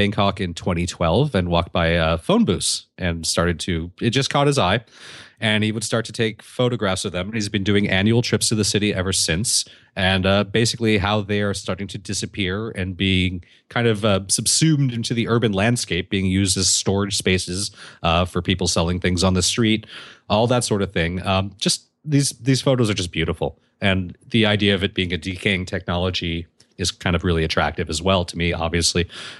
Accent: Canada; I was complimented on my excellent English by a girl from Ohio. I'm Canadian.

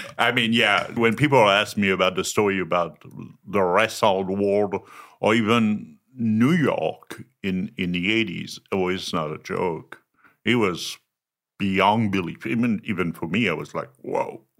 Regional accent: France; English is a second language; moved away as an adult; also born or lived in north of Paris / southwest France / Germany; From France, born and raised

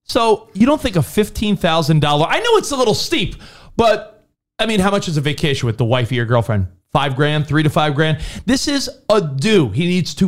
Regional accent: New York, United States; moved away; we're originally from New York.

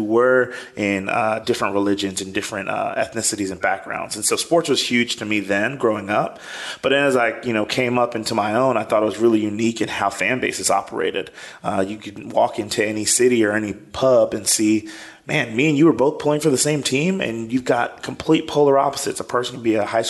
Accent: Columbia, South Carolina, United States; also born or lived in New York City / Jamaica (ancestry); now in Greenville, United States; I grew up in Columbia, South Carolina, expecting to go to a law school

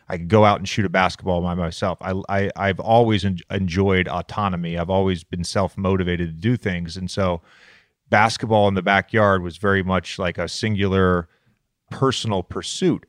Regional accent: Roanoke, Virginia, United States; also born or lived in Charlottesville; I grew up in Roanoke, but I also lived in Charlottesville from ages three to seven

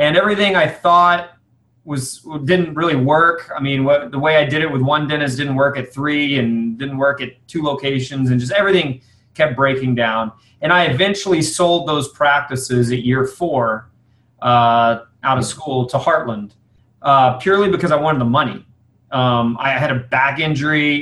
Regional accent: San Antonio, Texas, United States; my hometown of San Antonio

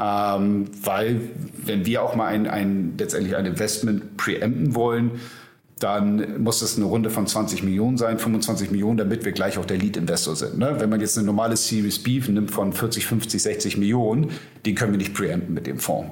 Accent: Hamburg, Germany; ich bin Hamburger Jung, 47 ähm, Jahre alt

